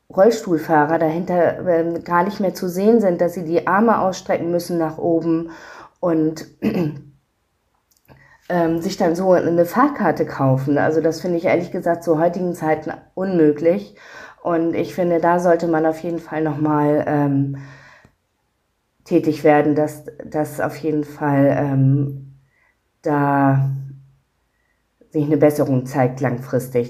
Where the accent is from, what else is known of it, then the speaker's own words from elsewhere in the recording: Schleswig-Holstein, Germany; now in Hamburg, Germany; Aus ähm, Schleswig-Holstein ursprünglich. Genau, dort bin ich aufgewachsen und lebe jetzt in Hamburg